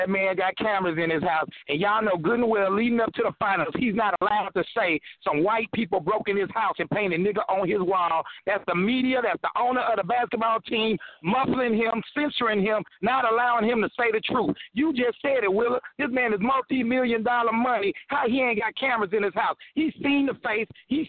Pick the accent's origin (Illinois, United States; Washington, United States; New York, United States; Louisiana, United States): Illinois, United States; Chicago; born there; I was born in Chi-Town. So I was a big Jordan fan.